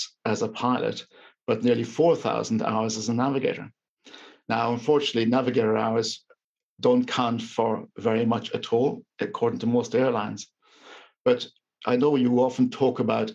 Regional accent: Ireland; moved away; being Irish serving for the Queen

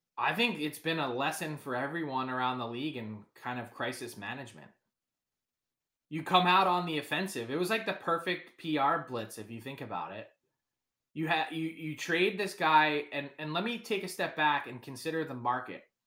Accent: Philadelphia, Pennsylvania, United States; I'm from Philly

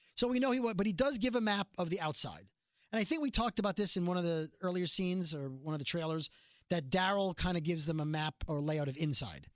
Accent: New York City, New York, United States; I'm from Brooklyn

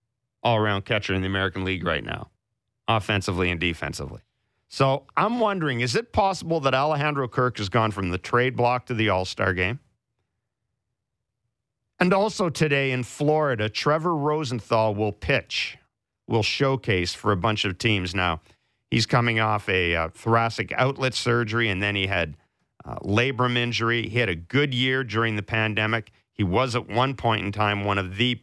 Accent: Winnipeg, Manitoba, Canada; moved away; also born or lived in Calgary; growing up in Winnipeg

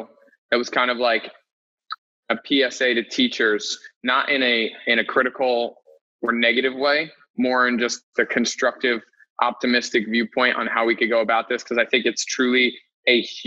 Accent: Ossining, New York, United States; now in New York City, United States; I'm from New York, just outside of New York City in a county called Westchester. Grew up in a town called Ossining.

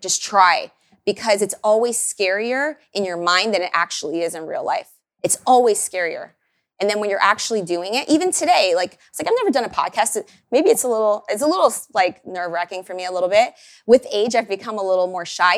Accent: Miami, Florida, United States; moved away as an adult; now in Austin, United States; I didn't grow up with queso, by the way. I'm from Miami

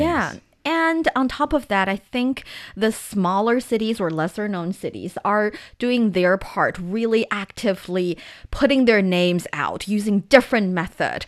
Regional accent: Taiyuan, Shanxi, China; my hometown Taiyuan

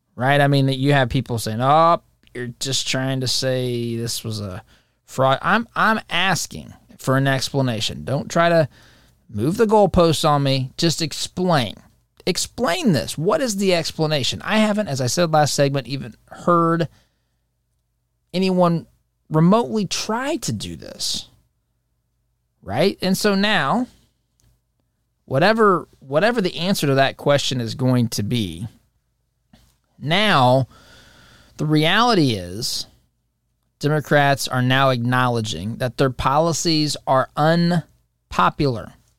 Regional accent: United States; we, as an American people

